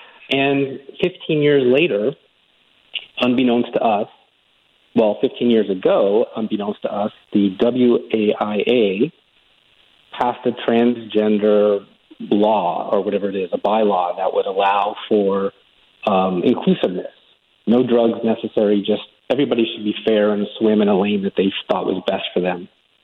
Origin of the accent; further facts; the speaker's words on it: California, United States; But over the 22 years that I've been here, I came from California, similar situation at the time when I was starting my career, just a young guy out of college.